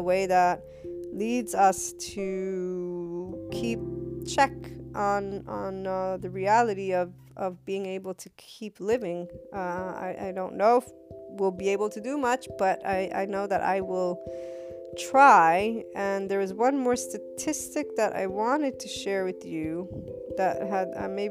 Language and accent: English; United States; I thought as an American